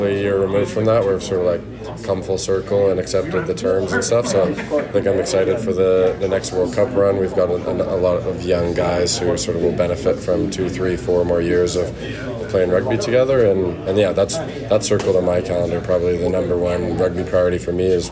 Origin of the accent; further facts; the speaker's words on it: Calgary, Alberta, Canada; moved away; I'm from Calgary, so that's sort of western Canada, right along the Rockies.